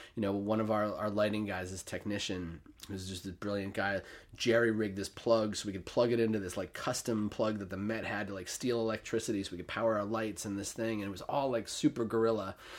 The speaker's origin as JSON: {"language": "English", "town": "New York City", "region": "New York", "country": "United States", "tie": "born or raised there", "also_born_or_lived": "Saratoga Springs", "said": "I grew up on the Upper East Side of Manhattan"}